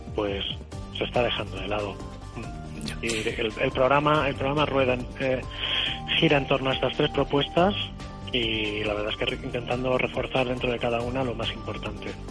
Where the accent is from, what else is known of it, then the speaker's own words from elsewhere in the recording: Santa Pola, Valencian Community, Spain; una persona del pueblo, ¿eh? un chico del poble